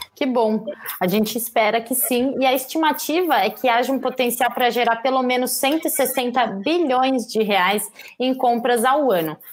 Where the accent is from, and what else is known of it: Brazil